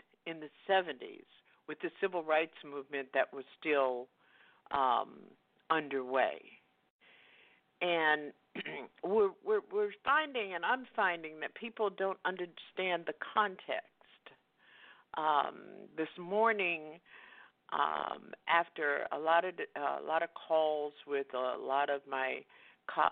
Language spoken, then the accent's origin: English; the South, United States; I grew up in the South